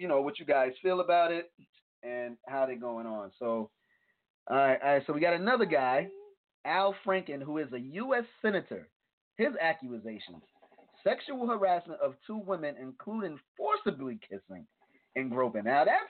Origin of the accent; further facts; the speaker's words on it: New York, United States; I'm from New York.